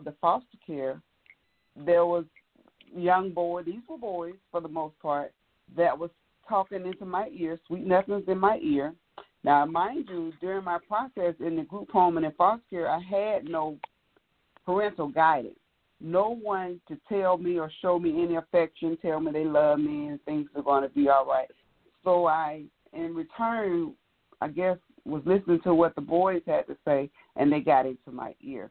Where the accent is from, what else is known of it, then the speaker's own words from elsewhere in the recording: Birmingham, Alabama, United States; now in Lithonia, United States; I'm from Birmingham, Alabama, but right now I'm living in Lithonia, Georgia